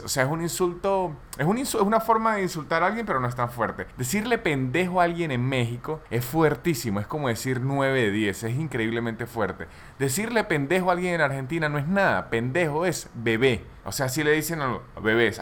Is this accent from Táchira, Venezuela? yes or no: yes; San Cristóbal, Táchira, Venezuela; Yo que soy de Venezuela, de donde soy yo, que se llama San Cristóbal